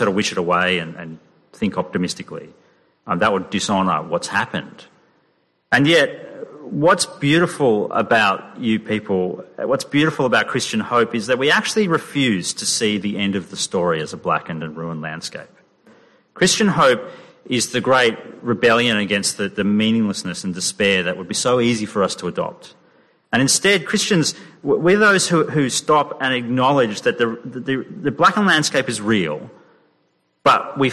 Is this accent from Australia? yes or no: yes; Sydney, New South Wales, Australia; now in Perth, Australia; the summers growing up in Sydney